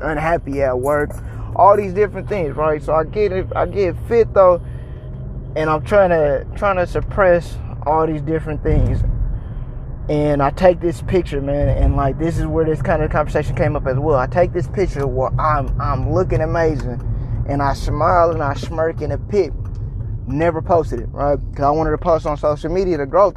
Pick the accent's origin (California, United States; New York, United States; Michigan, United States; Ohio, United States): California, United States; now in Texas, United States; I'm a transplant in Texas, but I'm originally from California.